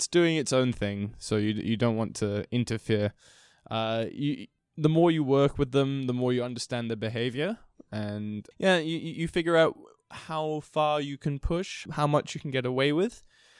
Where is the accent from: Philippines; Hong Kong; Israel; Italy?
Hong Kong; So I was born and raised in Hong Kong. I was the classic example of the third culture kid.